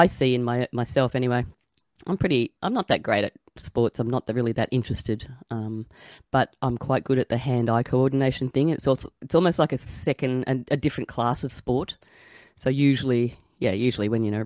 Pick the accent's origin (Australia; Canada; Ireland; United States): Australia; as an Aussie